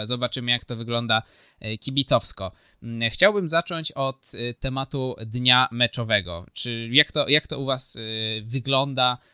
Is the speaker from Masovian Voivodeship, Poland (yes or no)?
no; Kraków, Lesser Poland, Poland; u mnie w Krakowie